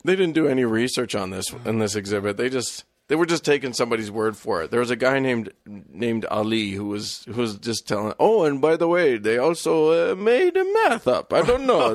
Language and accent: English; United States; we as Americans